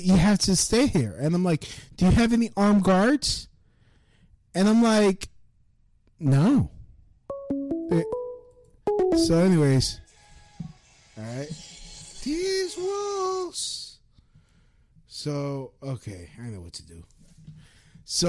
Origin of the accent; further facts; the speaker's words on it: New York City, New York, United States; I'm from Brooklyn.